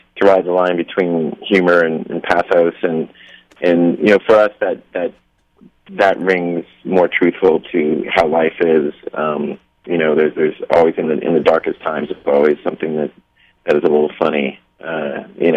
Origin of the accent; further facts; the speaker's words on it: Texas, United States; we're from Texas